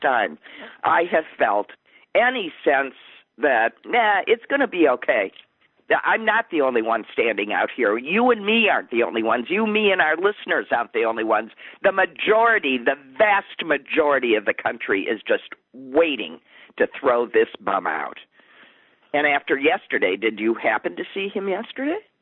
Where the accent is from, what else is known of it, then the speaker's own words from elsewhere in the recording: Wisconsin, United States; my home state